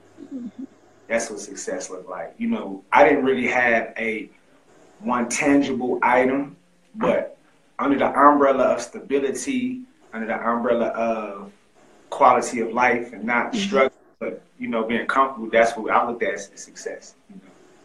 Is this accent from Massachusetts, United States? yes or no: no; Greensboro, North Carolina, United States; I actually grew up in Greensboro, North Carolina